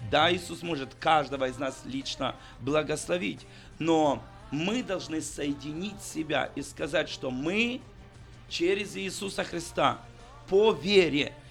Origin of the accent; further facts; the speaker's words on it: Ukraine; я лично нет, я чистый украинец.